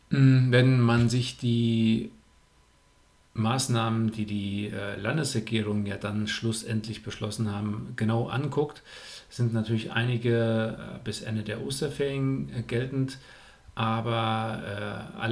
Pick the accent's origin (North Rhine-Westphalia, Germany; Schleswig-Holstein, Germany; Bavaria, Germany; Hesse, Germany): North Rhine-Westphalia, Germany; Buschhütten; Ich bin in Buschütten aufgewachsen. Das ist mein äh, Heimatwettkampf